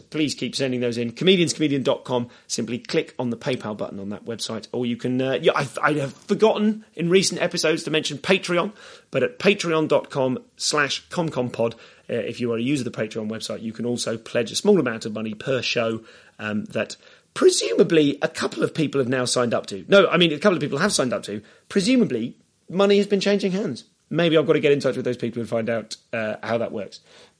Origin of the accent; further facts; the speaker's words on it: Leamington Spa, West Midlands, United Kingdom; also born or lived in Bristol; As you know, I myself am from Leamington Spa. I was born in Bristol, but I grew up in Leamington Spa.